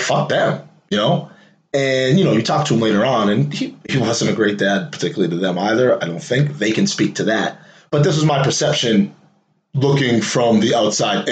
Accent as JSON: {"language": "English", "town": "Waltham", "region": "Massachusetts", "country": "United States", "tie": "born or raised there", "said": "I grew up in the Prospect Hill Projects, PHP. Some of y'all know that, and people that don't, that's projects out here in Waltham, Mass."}